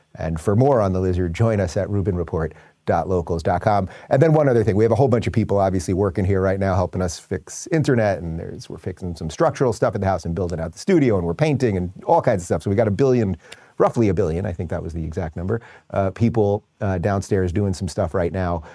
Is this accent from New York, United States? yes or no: yes; New York, United States; I grew up in New York listening to Howard Stern